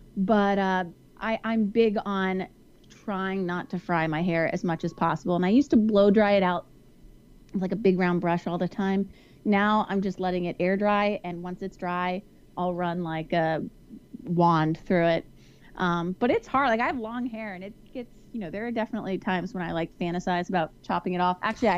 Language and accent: English; Houston, Texas, United States; I'm from Houston, so I know humidity.